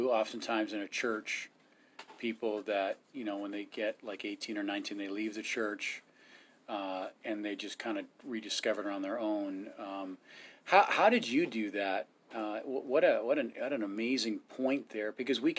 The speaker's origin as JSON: {"language": "English", "country": "India", "said": "Uh, I'm Indian."}